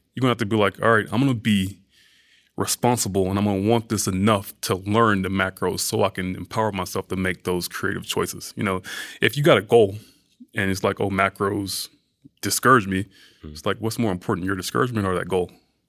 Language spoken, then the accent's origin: English; the South, United States; and I'm from the South, so it's like food, that's a big part of Southern culture, you know?